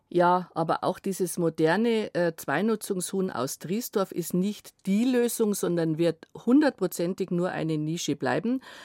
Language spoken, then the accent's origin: German; Germany; Bei uns in Deutschland